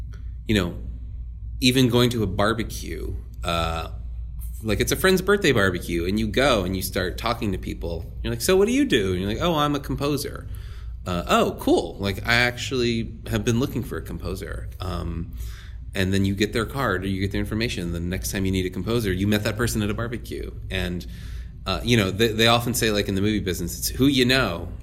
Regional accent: New Orleans, Louisiana, United States; moved away; Born and raised in New Orleans

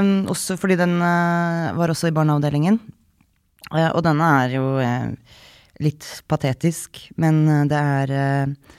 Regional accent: Norway; moved away

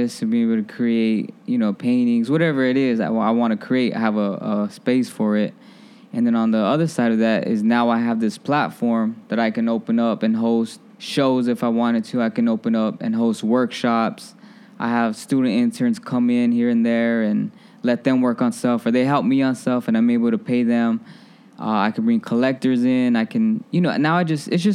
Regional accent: Phoenix, Arizona, United States; moved away as an adult; now in Chicago, United States; I was bred and fed in Phoenix, Arizona, and that's still home

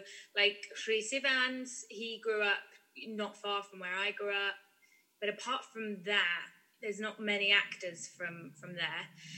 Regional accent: North Wales, United Kingdom; I turned 15 that summer and we made this film in North Wales, in my hometown.

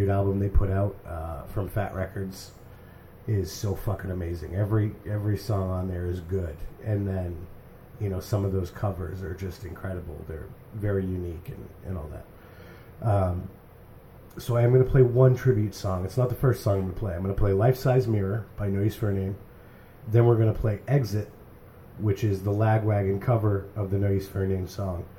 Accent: New Hampshire, United States; I'm from New Hampshire.

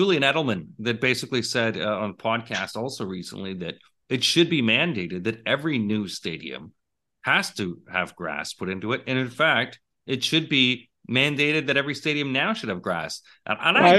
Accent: Toronto, Ontario, Canada; we're both from the Toronto area.

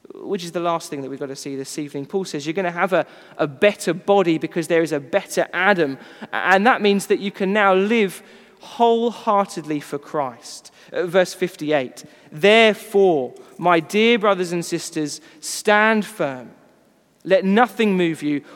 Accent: United Kingdom; we are British

